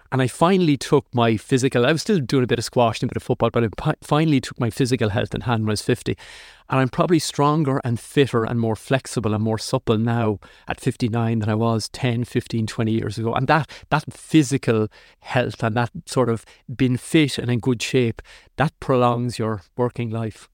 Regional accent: Athlone, Leinster, Ireland; moved away; I grew up in Athlone, which was, you know, a Midlands town.

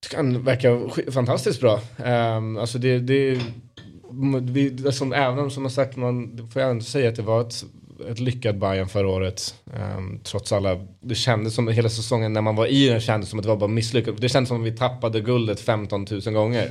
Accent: Stockholm, Stockholm County, Sweden; vi alla barn är ju uppvuxna här

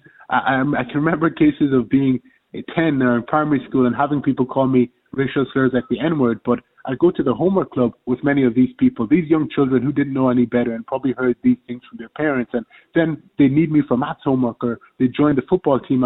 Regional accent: Ireland; as Irish people

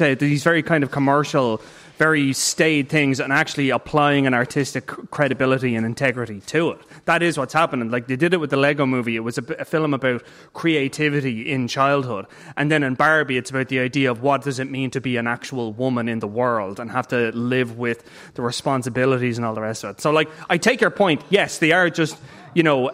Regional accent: Ireland; I'm saying this as an Irish person

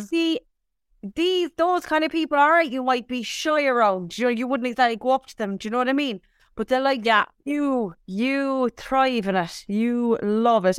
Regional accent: Cork, Munster, Ireland; moved away; whenever I'm asked where you from, I'm like Cork

